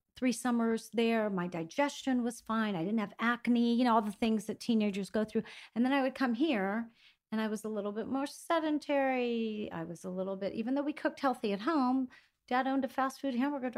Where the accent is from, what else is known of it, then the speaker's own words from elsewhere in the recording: Greece; And now I circled back to eating the exact same way that I was eating growing up in Greece.